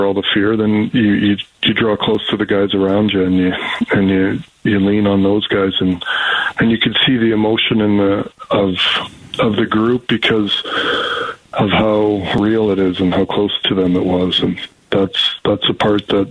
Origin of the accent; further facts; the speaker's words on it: Canada; as a Canadian